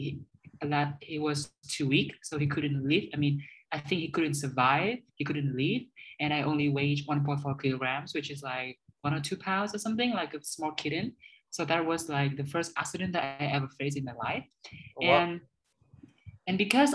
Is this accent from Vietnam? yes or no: yes; Hanoi, Vietnam; English is a second language; also born or lived in Scunthorpe / Dubai; I was born in Hanoi. And so I grew up here.